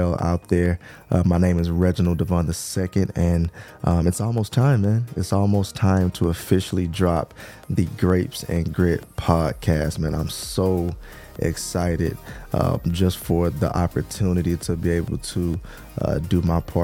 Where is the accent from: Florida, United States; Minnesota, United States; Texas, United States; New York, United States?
Texas, United States; I'm from Texas, born and raised in Texas